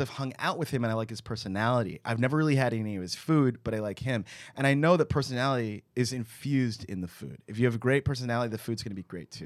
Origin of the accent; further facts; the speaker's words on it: Texas, United States; moved away; also born or lived in New York; we grew up in Texas